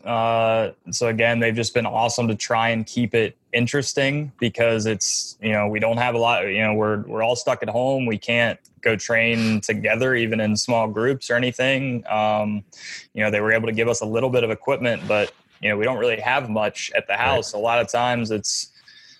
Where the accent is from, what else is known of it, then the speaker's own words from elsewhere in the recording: Atlanta, Georgia, United States; I had a brick wall in my driveway when I was growing up in Atlanta